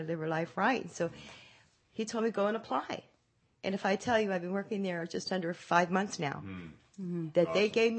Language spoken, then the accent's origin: English; San Francisco, California, United States; moved away as an adult; now in Modesto, United States; I'm from the Bay Area, San Francisco